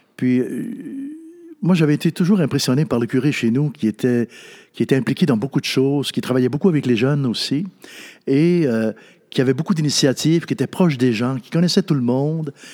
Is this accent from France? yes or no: no; Natashquan, Quebec, Canada; moved away; also born or lived in Ottawa; je venais de Natashquan